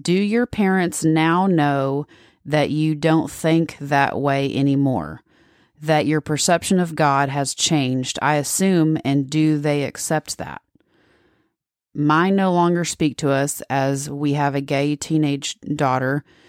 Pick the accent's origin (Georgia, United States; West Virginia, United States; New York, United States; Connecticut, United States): Georgia, United States; I'm from the South, so thank Georgia Bible Belt.